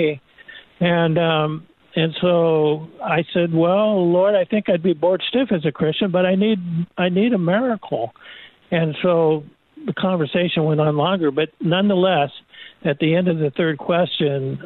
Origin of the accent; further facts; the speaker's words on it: Chula Vista, California, United States; I was born and bred in Chula Vista, and I've been a resident my whole life here